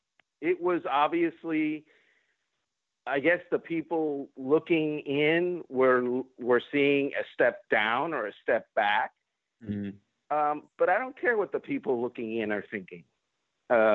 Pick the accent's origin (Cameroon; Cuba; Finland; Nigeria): Cuba; English is a second language; now in United States; I'm Cuban. I was born in Cuba